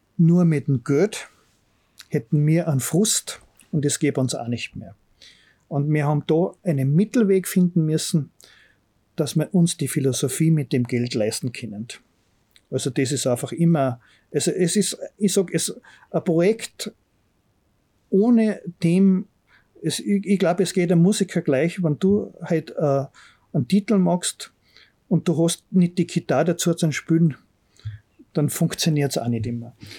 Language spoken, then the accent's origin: German; Bramberg am Wildkogel, Salzburg, Austria; wenn mir gefragt werden, woher kommst du, dann sage ich eigentlich, wo ich den Großteil meiner Kindheit erlebt habe. Also ich sage Bramberg